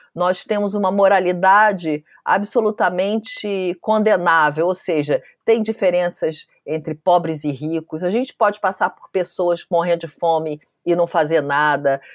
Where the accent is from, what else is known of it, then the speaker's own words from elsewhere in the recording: Brazil; eu sou brasileira